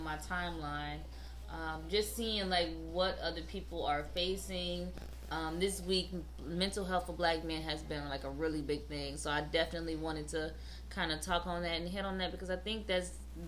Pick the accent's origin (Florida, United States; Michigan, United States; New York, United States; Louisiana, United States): Michigan, United States; New Haven; I was raised in New Haven, Michigan